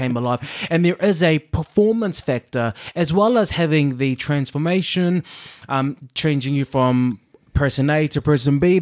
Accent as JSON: {"language": "English", "country": "New Zealand", "moved": "yes", "lives_now": "United Kingdom", "said": "I'm a Kiwi in, um, the U K"}